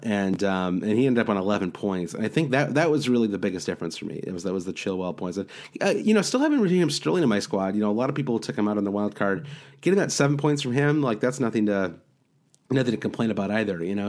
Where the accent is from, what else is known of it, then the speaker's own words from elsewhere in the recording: Midwest, United States; accent: Midwestern; I'm also from the Midwest, so I sound kinda nasal no matter what.